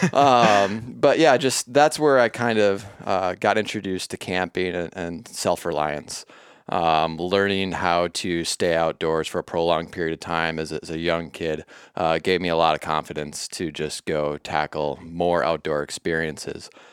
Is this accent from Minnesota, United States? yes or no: yes; southeastern Minnesota, United States; born or raised there